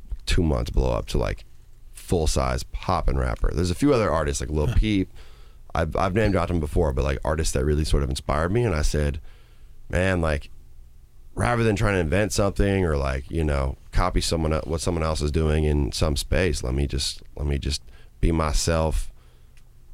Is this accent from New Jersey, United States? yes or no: no; Minnesota, United States; moved away as an adult; also born or lived in Madison, Wisconsin; I grew up in a nice part of Minnesota